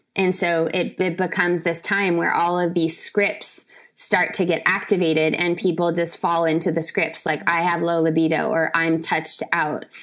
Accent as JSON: {"language": "English", "town": "San Diego", "region": "California", "country": "United States", "also_born_or_lived": "Brazil", "said": "I'm from San Diego"}